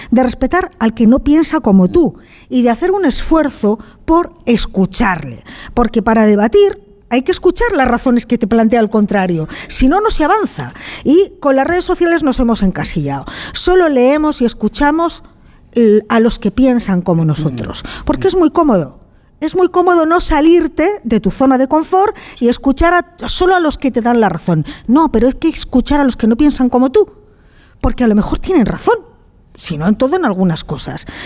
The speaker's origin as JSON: {"language": "Spanish", "town": "León", "region": "Castile and León", "country": "Spain", "said": "Yo soy de León y afortunadamente en León todos sabíamos de quién era cada uno"}